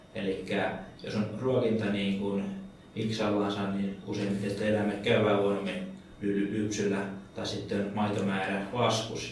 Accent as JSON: {"language": "Finnish", "town": "Lapua", "region": "South Ostrobothnia", "country": "Finland"}